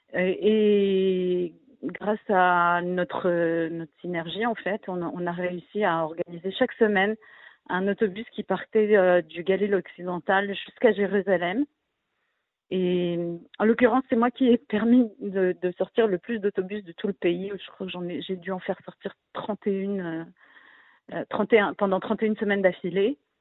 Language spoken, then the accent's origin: French; France; now in Israel; quand on vient de France, avec la culture qu'on a du militantisme et des manifestations et du syndicalisme français